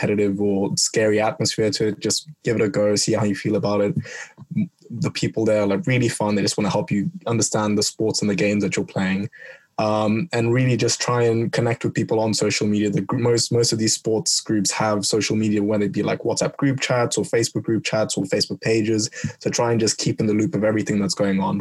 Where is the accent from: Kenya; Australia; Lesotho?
Kenya; moved away as an adult; now in Bristol, United Kingdom; where I'm from, I'm Kenyan